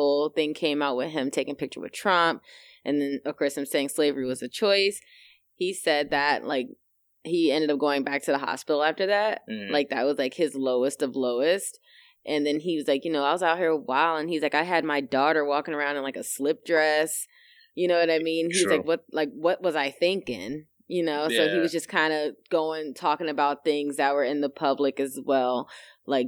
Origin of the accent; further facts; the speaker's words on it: United States; us being African American